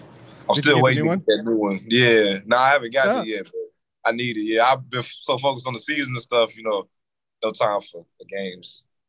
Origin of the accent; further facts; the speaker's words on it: Texas, United States; I'm from Texas, so that's a given, hands down.